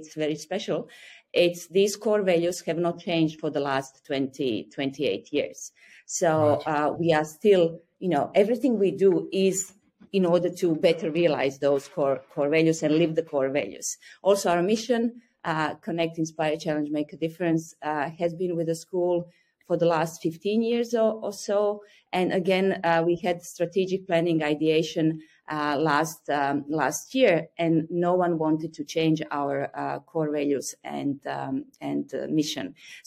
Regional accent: Croatia; English is a second language; moved away as an adult; now in Beijing, China; I'm originally from Croatia

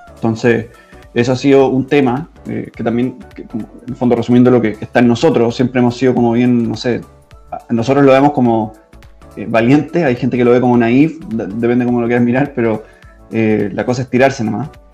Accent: Chile; moved away as an adult; now in Germany; los mismos problemas que teníamos nosotros en Chile como chilenos

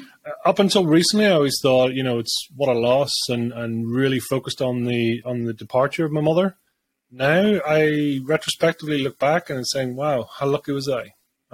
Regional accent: Bangor, Northern Ireland, United Kingdom; born there; I was born in Bangor, Northern Ireland, back in 1979.

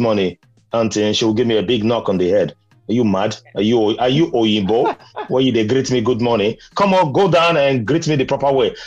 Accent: Benin City, Edo, Nigeria; moved away; Although I grew up in Benin, where uh, my first language is meant to be Edo or Ishan, but I don't speak both.

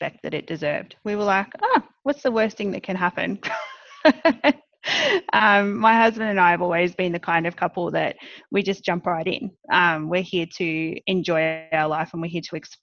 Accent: Australia; accent: Australian; moved away as an adult; now in New Jersey, United States; I grew up in Australia for most of my life

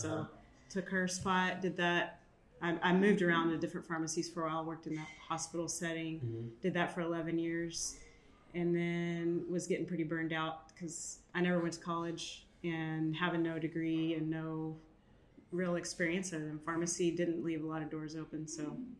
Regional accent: San Angelo, Texas, United States; Well, so I'm from San Angelo, Texas, because I moved a lot as a kid. Lano/ San Angelo, Texas. So we'll just say small town Texas.

